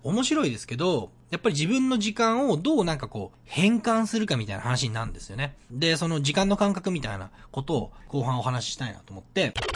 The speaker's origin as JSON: {"language": "Japanese", "area": "Sendai", "region": "Miyagi", "country": "Japan", "tie": "born or raised there", "moved": "as an adult", "lives_now": "Vancouver, Canada"}